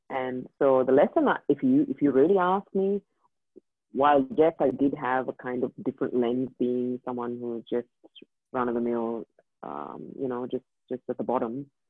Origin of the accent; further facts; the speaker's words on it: India; first language English; moved away as an adult; I grew up in India. Mm and uh, I grew up there for the for 23 years of my life